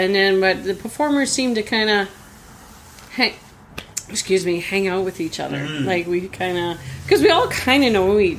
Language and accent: English; Winnipeg, Manitoba, Canada; but now, like in Winnipeg, like I've been living a lot there as well. I'm from Winnipeg